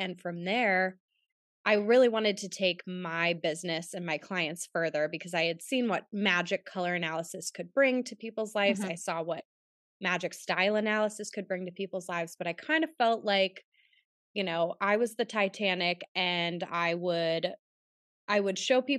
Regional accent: Pittsburgh, Pennsylvania, United States; And I'm from Pittsburgh.

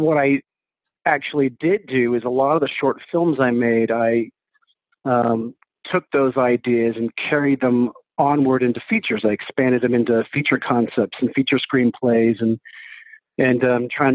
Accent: New Hampshire, United States; also born or lived in Texas / Colorado; now in Los Angeles, United States; I was born in Texas, grew up in New Hampshire.

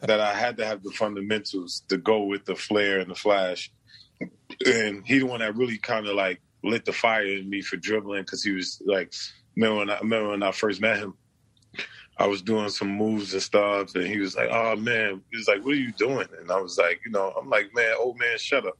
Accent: New York City, New York, United States; also born or lived in New Jersey; I was born in Brooklyn

